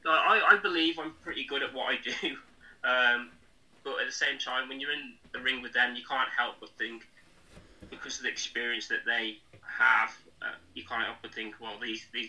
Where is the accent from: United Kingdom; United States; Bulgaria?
United Kingdom; Shropshire, West Midlands; I'm a wrestler from Shropshire